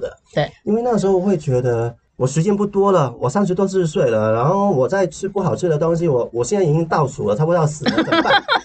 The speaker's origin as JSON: {"language": "Chinese", "country": "Hong Kong", "tie": "born or raised there", "second_language": "Chinese", "said": "我小时候经历的贫穷"}